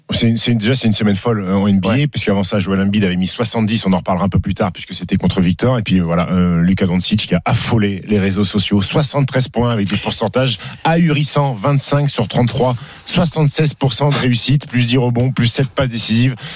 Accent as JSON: {"language": "French", "country": "France", "said": "en tant que Français"}